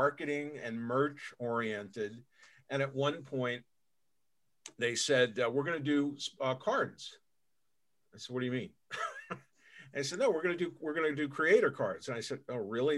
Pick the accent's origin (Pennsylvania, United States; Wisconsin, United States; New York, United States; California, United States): New York, United States; New York City; moved away as an adult; also born or lived in Manhattan; I grew up in New York City. I grew up in the borough of Queens